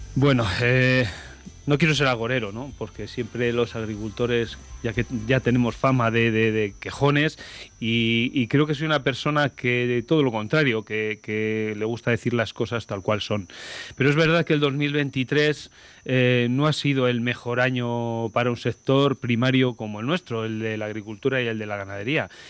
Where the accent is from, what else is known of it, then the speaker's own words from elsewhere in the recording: Castile and León, Spain; yo, que soy una persona que nací en mi pueblo, que tengo mi trabajo allí, y que he sido alcalde 12 años